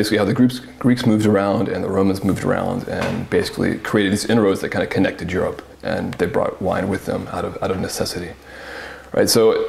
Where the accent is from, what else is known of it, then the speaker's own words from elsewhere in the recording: the South, United States; In terms of my personal culture, I grew up in the South. There's not a lot of grapes there. It was more tobacco land.